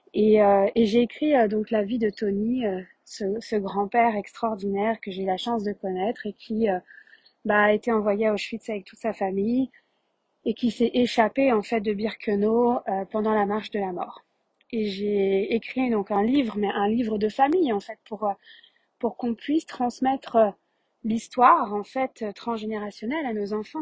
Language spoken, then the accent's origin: French; Paris region, Île-de-France, France; accent: French; moved away as an adult; also born or lived in Quebec, Canada; je suis née euh, en France de par un père euh, français, marseillais, et une mère québécoise de tête formale. Donc je suis née avec deux passeports, je suis née euh, avec ces deux pays pour patrie. J'ai vécu en France 27 ans, en région parisienne, puis Paris pendant 10 ans